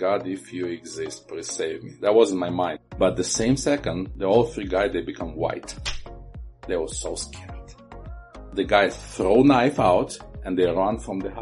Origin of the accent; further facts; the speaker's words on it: Chernivtsi, Chernivtsi Oblast, Ukraine; moved away as an adult; also born or lived in Bucharest, Romania / Kyiv, Ukraine / Chișinău, Moldova; now in Tempe, United States; I pioneered my first church in Chernivtsi, Ukraine. It's my hometown.